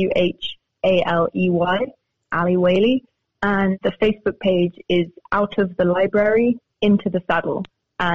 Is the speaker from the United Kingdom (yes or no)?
yes; Cambridge, East of England, United Kingdom; moved away; also born or lived in Spain; I'm from Cambridge. I was born there and I went to university there and my grandmother lives there